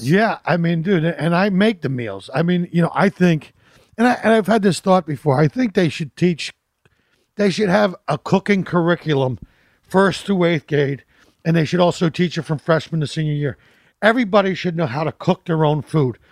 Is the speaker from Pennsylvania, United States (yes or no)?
yes; Philadelphia, Pennsylvania, United States; moved away; I'm from Philly, so I love a good cheesesteak